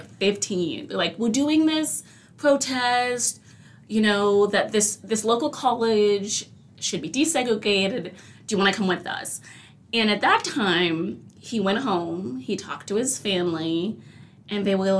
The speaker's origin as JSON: {"language": "English", "region": "California", "country": "United States", "tie": "born or raised there", "said": "I'm born and raised in California, and I've had my fair share of incidences here in this lovely state"}